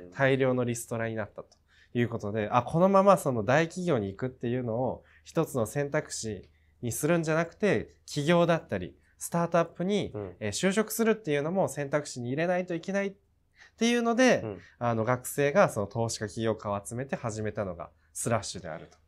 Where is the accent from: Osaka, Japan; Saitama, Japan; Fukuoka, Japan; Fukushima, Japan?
Osaka, Japan; moved away as an adult; also born or lived in Silicon Valley; 僕は、あの、大阪に18年間生まれ育って